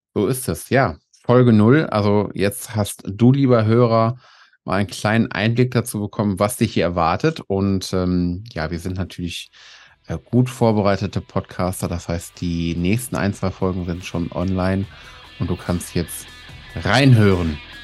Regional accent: North Rhine-Westphalia, Germany; Ich komme nämlich aus Nordrhein-Westfalen

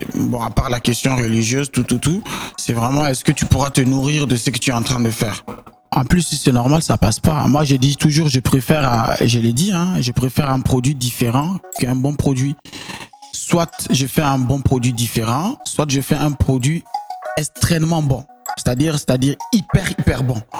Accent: Niger; also born or lived in Benin; j'ai grandi au Niger.

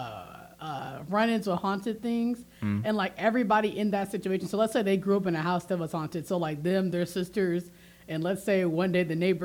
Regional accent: Boston, Massachusetts, United States; I'm from Boston, Massachusetts

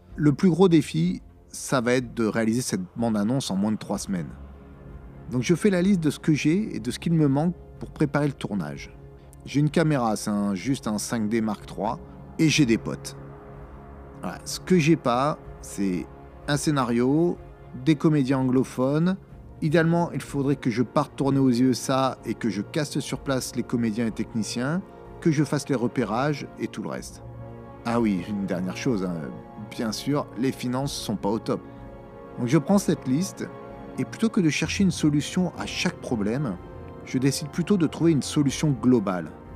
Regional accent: France; quand on est français

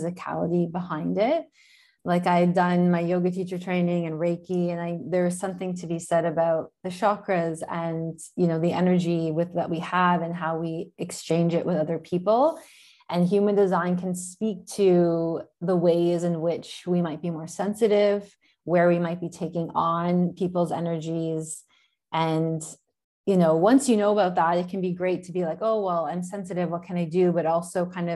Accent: near Toronto, Ontario, Canada; moved away as an adult; now in Florence, Italy; I am Canadian from near Toronto

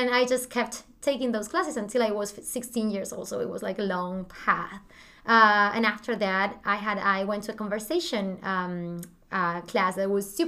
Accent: Argentina; first language Spanish; English is a second language; moved away as an adult; now in United States; I'm from Argentina.

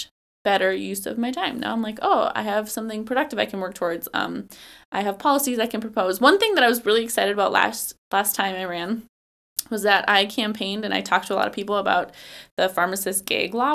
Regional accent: Shoreview, Minnesota, United States; also born or lived in Barnesville, Minnesota / Becker County, Minnesota; But I grew up down in Shoreview, which is a suburb of St. Paul.

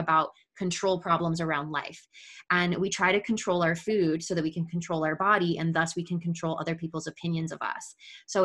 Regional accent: Midwest, United States; growing up in the Midwest and, you know, growing up in our Catholic Italian family

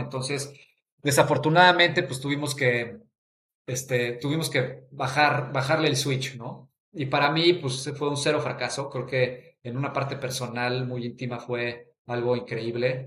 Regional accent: Mexico City, Mexico; yo soy de la Ciudad de México, crecí ahí toda mi vida

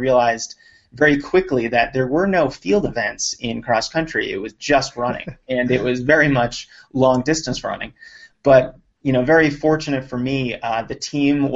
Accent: Lexington, Massachusetts, United States; I grew up outside of Boston in a town called Lexington

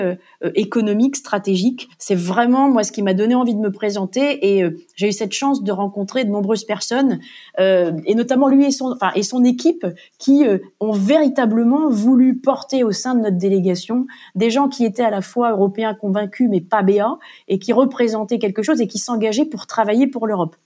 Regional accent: Normandy, France; moved away as an adult; also born or lived in Bristol, United Kingdom / Brussels, Belgium; Je suis originaire de la Normandie

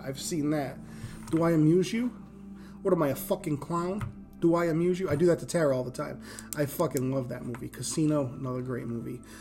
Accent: Rhode Island, United States; accent: East Coast; now in Indiana, United States; I grew up in Rhode Island

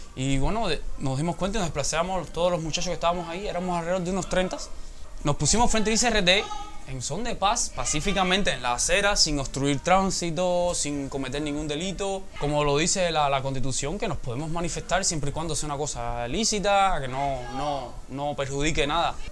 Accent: Cuba; yo como cubano, como joven que quiere un cambio

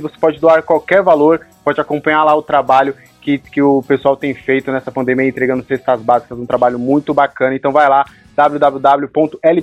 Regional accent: São Paulo, Brazil; Somos aqui de São Paulo

